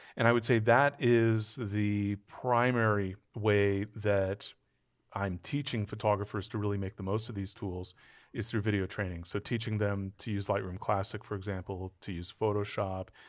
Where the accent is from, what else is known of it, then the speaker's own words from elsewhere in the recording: Southern California, United States; I grew up in Southern California